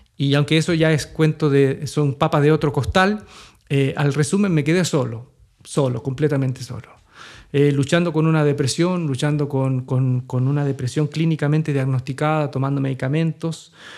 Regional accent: Chile; moved away as an adult; also born or lived in Santiago, Chile; en un sector marginal de Santiago, eh, a dos horas de la ciudad donde estaban mis hijos de mi ciudad natal

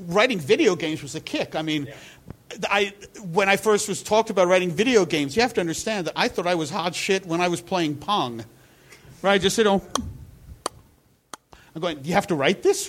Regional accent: Bloomfield, United States; comic books were sold at a store that was nearby my house, but it was across a busy street in Bloomfield.

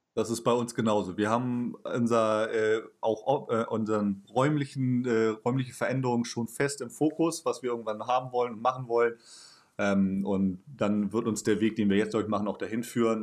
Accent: Hamburg, Germany; also born or lived in Dortmund; Also ich bin ja auch jetzt Großstadtmensch, aufgewachsen hier in Hamburg und äh, fast nie weggegangen.

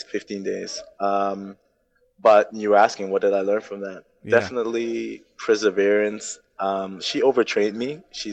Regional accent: Turks & Caicos Islands; also born or lived in Germany; So I was born in Turks and Caicos, but I moved at the age of one. I moved to Germany.

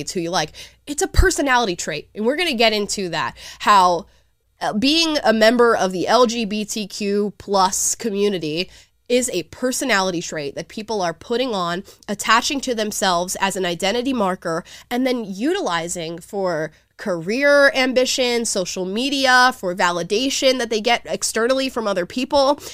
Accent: the South, United States; I'm literally from the South

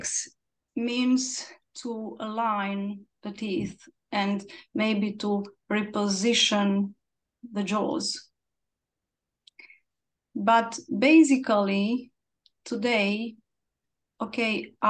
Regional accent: Cluj-Napoca, Cluj County, Romania; from Romania and from Cluj-Napoca.

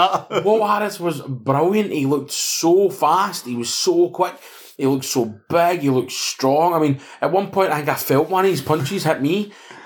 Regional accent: Canada; born there; I was born in Canada, so I take it back.

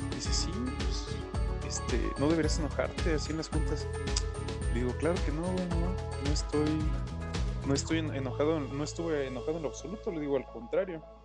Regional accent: Mexico; como buen mexicano

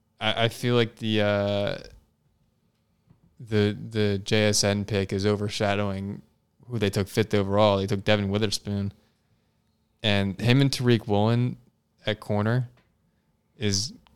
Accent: Doylestown, Pennsylvania, United States; moved away; I'm from Bucks County.

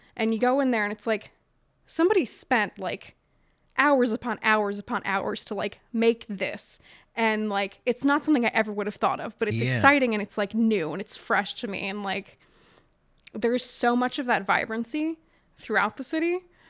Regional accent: United States; I grew up in Southern New York County, so about a half hour outside of Baltimore and spent like most weekends there as a kid.

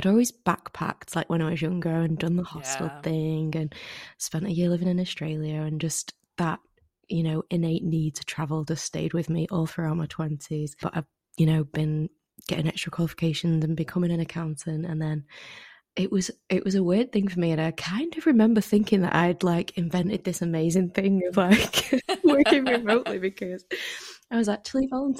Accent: Manchester, North West England, United Kingdom; moved away; So I am from Manchester in the UK. Very famous for sort of rain and being a little bit grey.

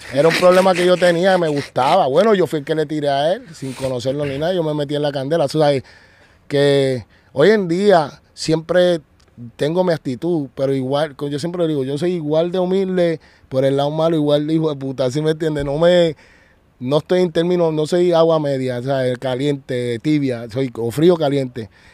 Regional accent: Puerto Rico; also born or lived in United States / Colombia; estoy otra vez en mi tierra, en los Estados Unidos y en Puerto Rico

